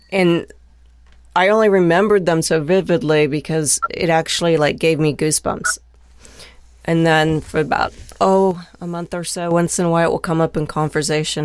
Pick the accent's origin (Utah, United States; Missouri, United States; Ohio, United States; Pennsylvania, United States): Ohio, United States; Dayton; also born or lived in Lake Placid, New York; now in Fort Wayne, United States; I'm from Dayton originally